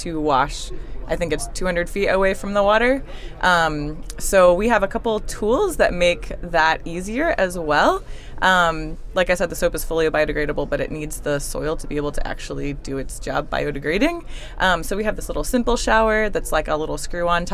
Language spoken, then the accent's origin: English; Virginia, United States; I'm from Virginia, and I was lucky enough to have a sort of special project trip class, whatever, through my high school